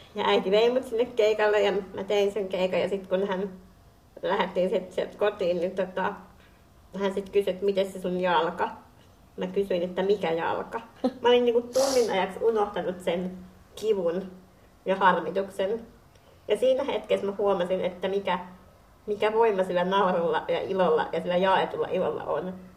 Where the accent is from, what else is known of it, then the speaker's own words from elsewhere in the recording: Finland; olen kotoisin Suomesta